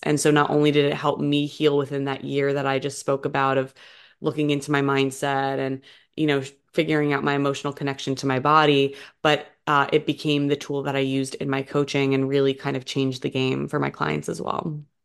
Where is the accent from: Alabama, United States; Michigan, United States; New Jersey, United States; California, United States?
New Jersey, United States; moved away; I grew up over in New Jersey on the East Coast of the U S